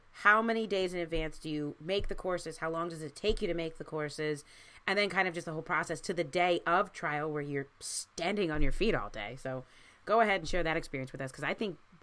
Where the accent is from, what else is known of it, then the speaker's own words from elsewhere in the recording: Baltimore, Maryland, United States; moved away; I grew up in Baltimore